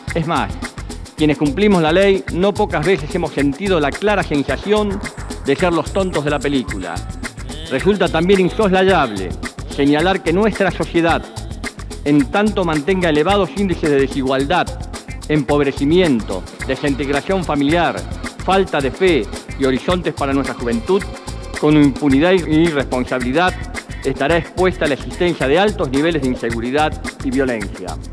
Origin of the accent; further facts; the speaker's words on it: Argentina; Como argentino